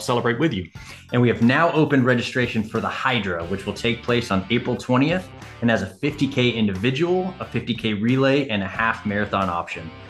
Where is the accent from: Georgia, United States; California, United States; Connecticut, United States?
California, United States; Southern; moved away; I grew up in Southern California.